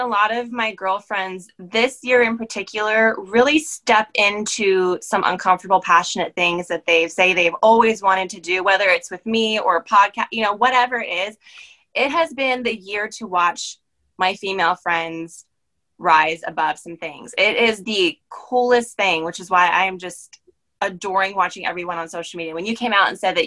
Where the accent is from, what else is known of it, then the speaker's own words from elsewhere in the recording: Maryland, United States; moved away as an adult; also born or lived in Pennsylvania; I'm actually from Maryland. So I was back home for me